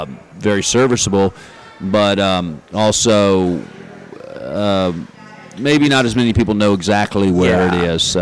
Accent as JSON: {"language": "English", "region": "the South", "country": "United States", "said": "I'm from the South, so our heat allows you to perspire"}